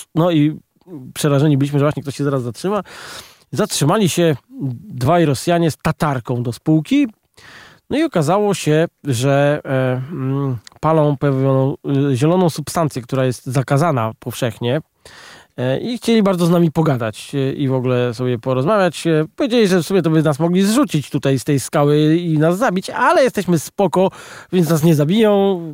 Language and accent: Polish; Poland; jesteśmy z Polski